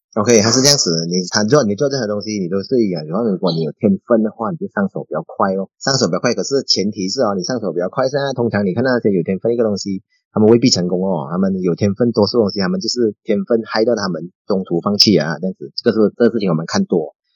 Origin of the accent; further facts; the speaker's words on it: Perlis, Malaysia; now in Johor Bahru, Malaysia; 我家乡是在玻利斯中，啊，那边靠近泰国边界那边